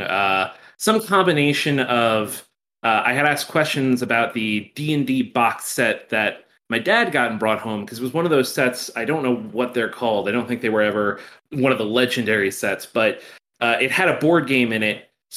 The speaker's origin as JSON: {"language": "English", "region": "New Jersey", "country": "United States", "tie": "born or raised there", "moved": "as an adult", "lives_now": "Albuquerque, United States", "said": "I'm from New Jersey originally and lived there my whole life, so I will always be a New Jerseyan at heart"}